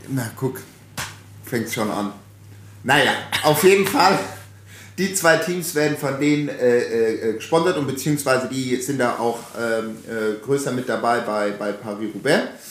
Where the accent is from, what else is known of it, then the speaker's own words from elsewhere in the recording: Hesse, Germany; also born or lived in Frankfurt / Offenbach; now in Berlin, Germany; bei uns in Hessen